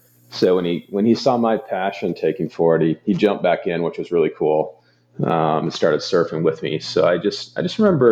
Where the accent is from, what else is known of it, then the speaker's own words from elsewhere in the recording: Thousand Oaks, California, United States; now in Phoenix, United States; But I grew up in Los Angeles area in Ventura County, Thousand Oaks. So that'll always be home as well. But that's where I'm from